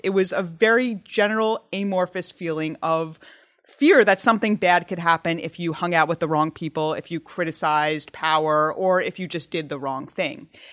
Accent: United States; as an American

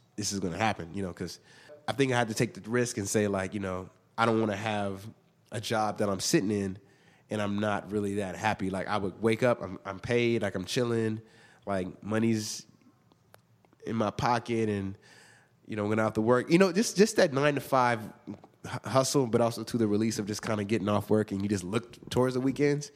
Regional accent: Inglewood, California, United States; also born or lived in Hawthorne, California; I grew up in Inglewood, and then my parents kinda moved around a little bit, but we all, we kinda moved every every few years, um, but mostly was in between Inglewood and Hartthorne

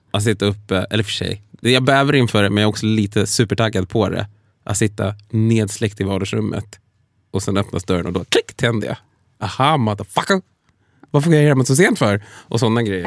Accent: Sweden; född och uppvuxen i Sverige

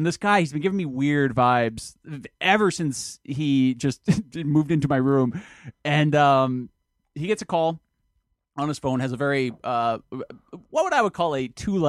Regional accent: London, United Kingdom; hello, I'm from London.

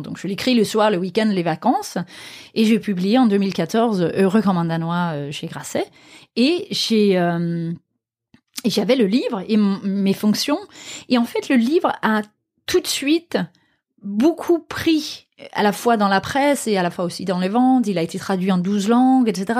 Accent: Aarhus, Central Denmark Region, Denmark; moved away; ma ville natale Aarhus donc la deuxième ville du Danemark

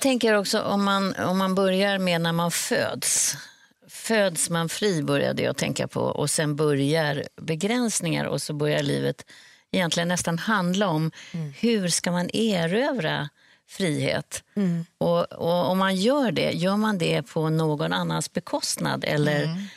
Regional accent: Sweden; som svensk

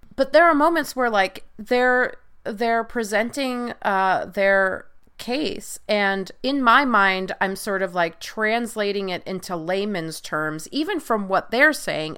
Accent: Long Island, New York, United States; I'm originally from Long Island.

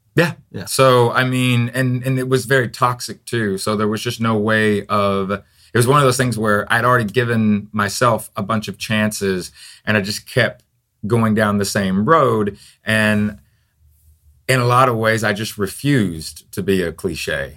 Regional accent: Tennessee, United States; moved away; also born or lived in Florida; I'm actually from Tennessee

